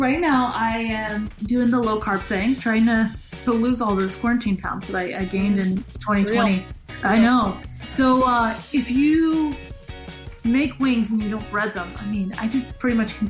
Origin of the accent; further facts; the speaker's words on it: Jacksonville, Florida, United States; I grew up in Jacksonville.